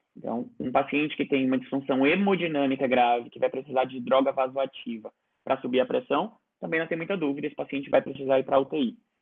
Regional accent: Ceará, Brazil; moved away; eu sou cearense

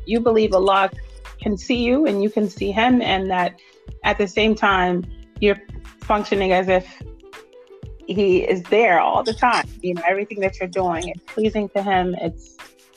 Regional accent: Oakland, California, United States; moved away as an adult; now in Atlanta, United States; I'm from Oakland, California, and I live here in Atlanta. I've been here for about 15 years

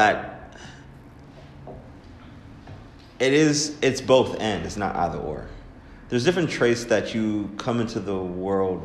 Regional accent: Pittsburgh, Pennsylvania, United States; also born or lived in Baltimore, Maryland; I am from Pittsburgh, Pennsylvania

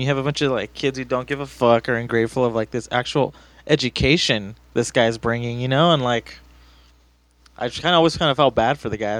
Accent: Los Angeles, California, United States; I grew up in East

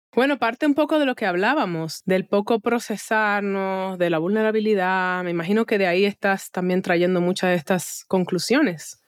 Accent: Dominican Republic; now in United States; Nosotros en República Dominicana, ahora, no me encuentro allá, pero te ahí en mi corazón, porque por más que está brinque y salte, al final caribeña soy

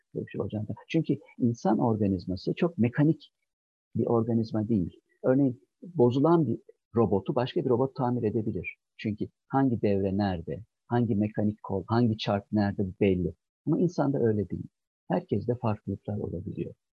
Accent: Çankırı Province, Turkey; moved away as an adult; now in Ankara, Turkey; Ben 1963 yılında Çankırı'da doğdum ve orada büyüdüm.

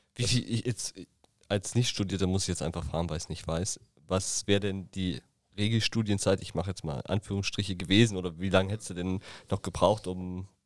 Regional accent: Thuringia, Germany; now in Berlin, Germany; in meiner Heimat in Thüringen

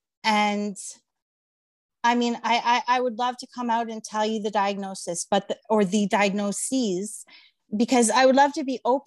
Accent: Mississauga, Ontario, Canada; from Mississauga and I'm a writer.

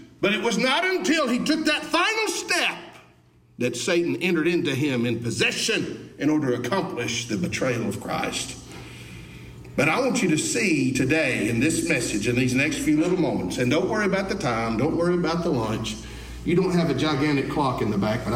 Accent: Alabama, United States; I was born and raised in Alabama

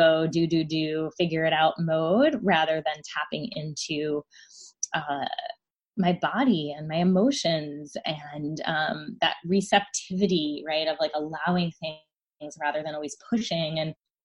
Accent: New Jersey, United States; I was commuting from New Jersey to New York City for ballet classes at the time

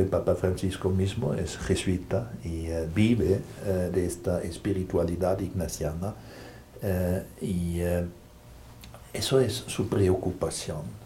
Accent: Germany; now in Brussels, Belgium; Yo soy jesuita alemán

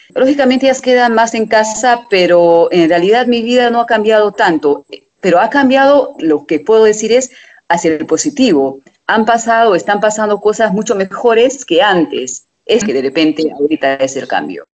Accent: Hungary; de Hungría

